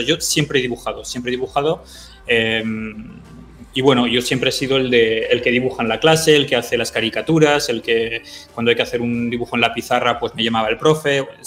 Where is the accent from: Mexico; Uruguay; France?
France; also born or lived in San Sebastián, Spain; yo viví 10 años en, Sebastián, en San Sebastián y, luego, y luego me fui, mis padres se, fueron, se mudaron a Francia y, y, me fui a Francia y allí viví 30 años. O sea que... Em, yo, yo estudié en Francia, o sea, todo el colegio en Francia